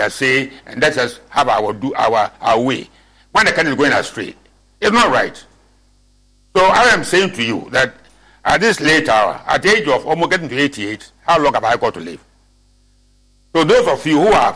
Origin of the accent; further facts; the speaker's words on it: Winneba, Central Region, Ghana; I'm not Agunan chap. I'm from Winneba